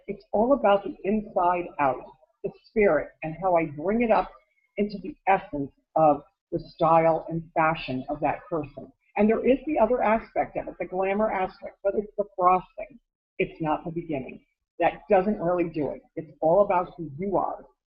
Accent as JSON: {"language": "English", "region": "Connecticut", "country": "United States", "moved": "yes", "said": "I'm from Connecticut originally"}